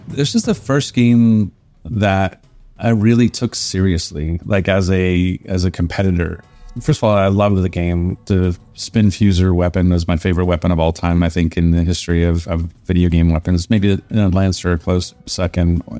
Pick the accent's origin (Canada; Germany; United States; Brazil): Canada; being Canadian